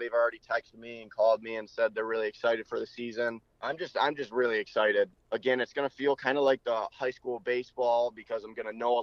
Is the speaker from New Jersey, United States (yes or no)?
no; Traverse City, Michigan, United States; my hometown of Traverse City